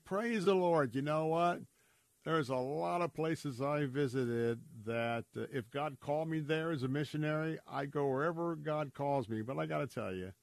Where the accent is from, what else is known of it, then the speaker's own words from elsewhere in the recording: Tampa, Florida, United States; I'm a Florida cracker, I'm a native Tamponian, born and raised in Tampa